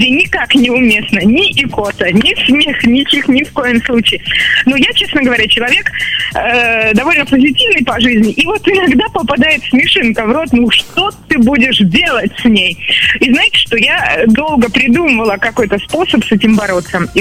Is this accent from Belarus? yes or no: yes; Belarus; Самое большое пожелание для братьев россиян. Запомните, пожалуйста, что наша страна называется Беларусь. Она очень гостеприимная.